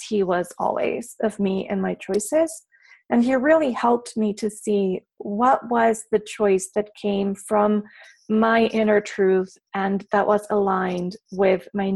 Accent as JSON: {"language": "English", "region": "Mexico City", "country": "Mexico", "tie": "born or raised there", "said": "I was born and raised in Mexico City. And with the exception of a few months doing externships here and there, I have never lived anywhere else."}